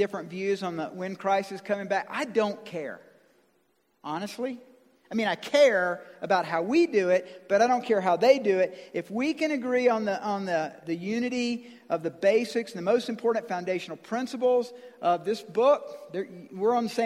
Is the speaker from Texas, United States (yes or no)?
no; Georgia, United States; I'm from Georgia